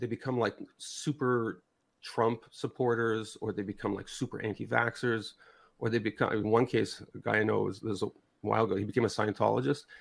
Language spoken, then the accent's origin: English; Canada; I'm from North America, so I'm Canadian